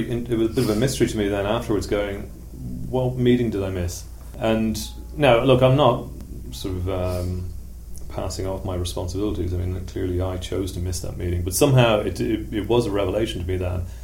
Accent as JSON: {"language": "English", "town": "Tallaght", "region": "Leinster", "country": "Ireland", "tie": "born or raised there", "said": "Uh, I mean, it was one of those places that everybody knew Tallaght had a reputation. If you got your car stolen, that's where you'd find it."}